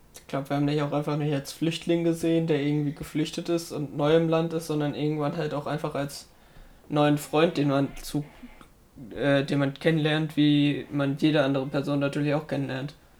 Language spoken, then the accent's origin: German; Germany; wir als Deutsche